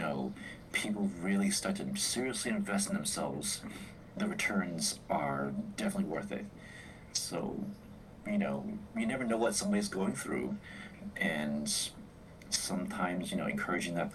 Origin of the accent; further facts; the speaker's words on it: New England, United States; I was raised in New England